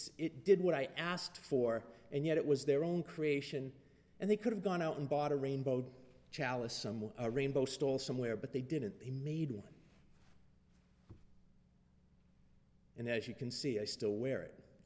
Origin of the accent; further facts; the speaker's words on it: Leominster, Massachusetts, United States; moved away as an adult; now in Texas, United States; my hometown in Leominster